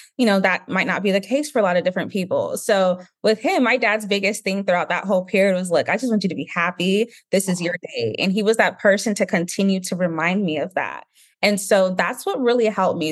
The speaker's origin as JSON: {"language": "English", "country": "Nigeria", "said": "being Nigerian"}